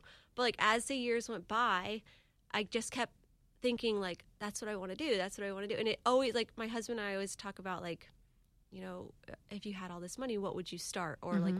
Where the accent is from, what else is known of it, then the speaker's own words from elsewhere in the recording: Jacksonville Beach, Florida, United States; also born or lived in Denver, Colorado; I grew up in Jack's Beach.